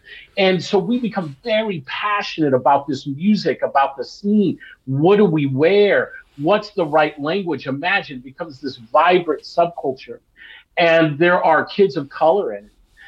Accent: Long Beach, California, United States; And this is an important part of the story of growing up in Los Angeles and in particular Long Beach.

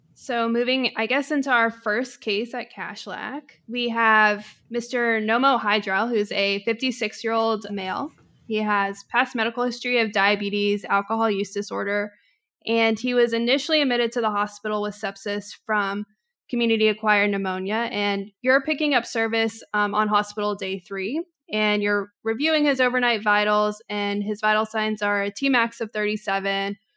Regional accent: Texas, United States; now in Atlanta, United States; I am born and raised in Texas and then kind of was, had a nomadic existence through life thereafter, but have now since then settled down in Atlanta

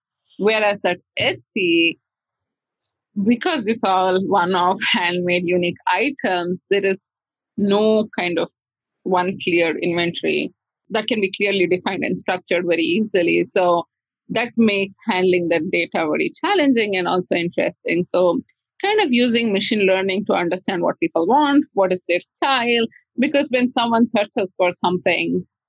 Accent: India; I saw this artwork by a seller in India, and I grew up in India

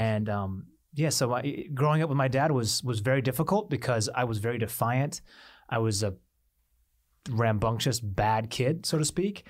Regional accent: Seattle, Washington, United States; growing up in Seattle

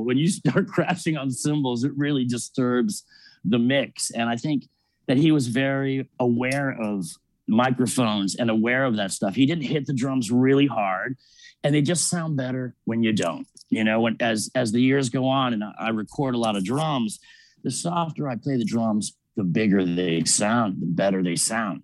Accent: Miami, Florida, United States; growing up in Miami, this fashion capital

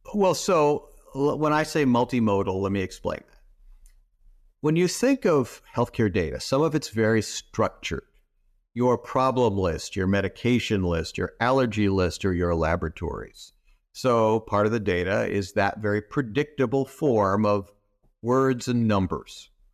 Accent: Southern California, United States; also born or lived in Des Moines, Iowa; I was born in Des Moines, Iowa, Uh, I moved to Southern California in the early sixties

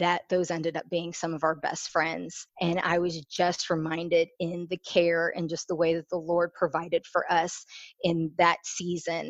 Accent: Houston, Texas, United States; also born or lived in Chicago, Illinois; I was born in Chicago. I have one sister, one older sister. I was raised in the church. I moved to Houston when I was 10.

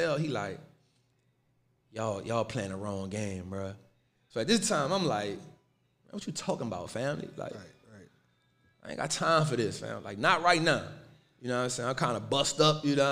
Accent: New Orleans, Louisiana, United States; I'm from New Orleans, born and raised

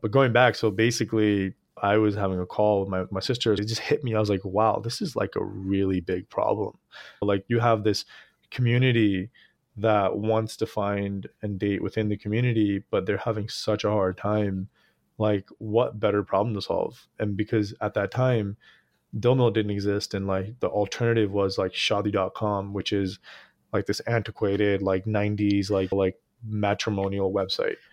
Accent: Easton, Pennsylvania, United States; born or raised there; moved away as an adult; also born or lived in Jalandhar, Punjab, India / Queens, New York; now in San Francisco, United States

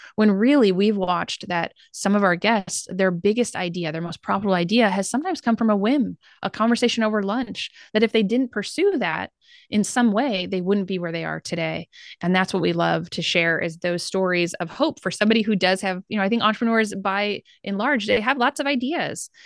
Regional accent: Midwest, United States; we're from the Midwest

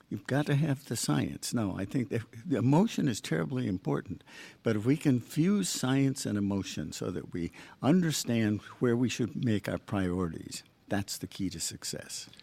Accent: Michigan, United States; also born or lived in Long Island / Boston; now in Long Beach, United States; I grew up in Michigan

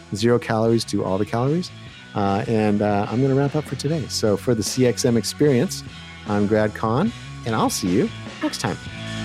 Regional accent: Canada; now in United States; I'm from Canada

